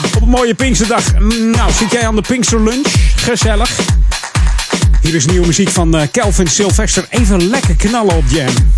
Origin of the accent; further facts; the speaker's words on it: Hilversum, North Holland, Netherlands; Ik ben geboren in Hilversum